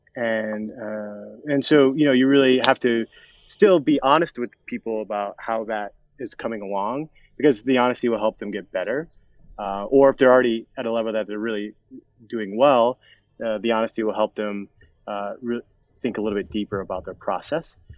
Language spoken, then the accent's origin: English; Colorado, United States; I was born and raised in Colorado